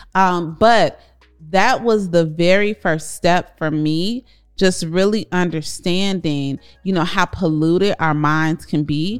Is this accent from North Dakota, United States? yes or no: no; Chicago, Illinois, United States; Corey and I grew up in Chicago, South Side